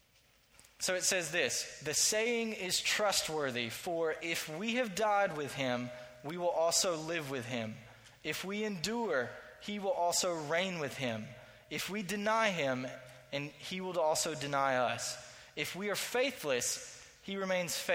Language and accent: English; Statesboro, Georgia, United States; I grew up in Statesboro, Georgia